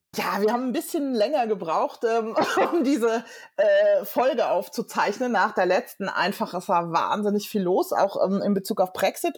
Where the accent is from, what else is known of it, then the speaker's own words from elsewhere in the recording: Germany; moved away as an adult; now in London, United Kingdom; bin eigentlich ähm, ja, gebürtige Deutsche und habe seit einem Jahr auch die britische Staatsangehörigkeit